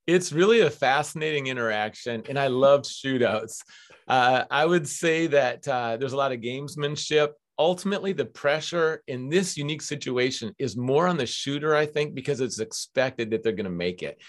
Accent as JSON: {"language": "English", "town": "Minneapolis", "region": "Minnesota", "country": "United States", "tie": "born or raised there", "moved": "as an adult", "lives_now": "West Coast, United States", "said": "I grew up on the University of Minnesota campus"}